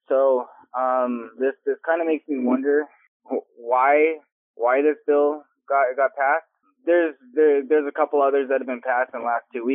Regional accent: Canada; I'm a Canadian speaking on the American side

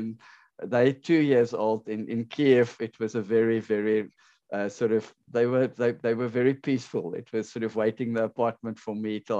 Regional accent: South Africa; moved away; also born or lived in Ukraine; I'm on a South African passport

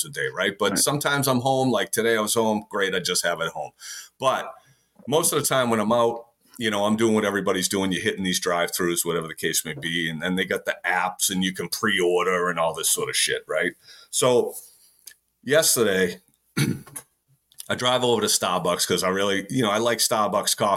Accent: United States; I'm an American.

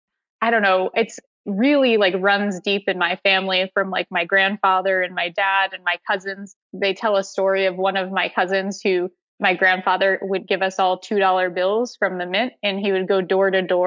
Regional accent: Connecticut, United States; So my family had a family business that was in retail. And so I grew up doing a lot of thin

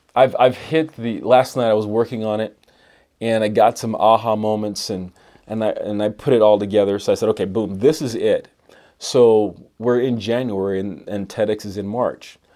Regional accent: Miami, Florida, United States; moved away as an adult; also born or lived in Bronx, New York; now in Idaho Falls, United States; I grew up in Bronx, New York, and then Miami, Florida, and came to Idaho for school.

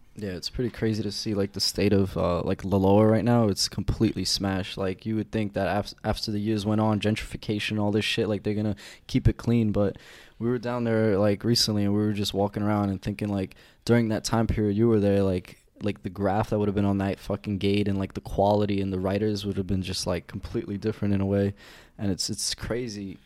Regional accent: New York City, New York, United States; I'm from South Brooklyn by Coney Island

